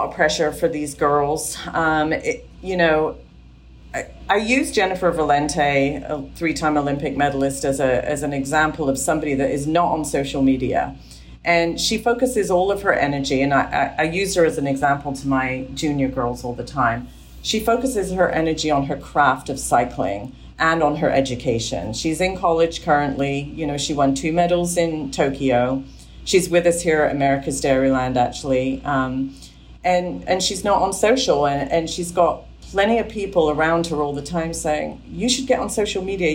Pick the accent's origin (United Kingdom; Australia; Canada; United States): United Kingdom; England; I grew up in England with a strong work ethic